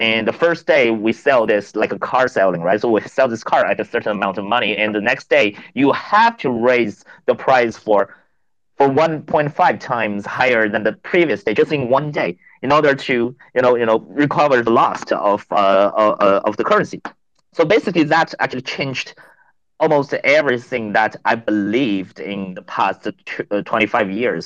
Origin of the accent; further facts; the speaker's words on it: China; moved away; also born or lived in North America / Africa / Nigeria / Angola; I grew up in China.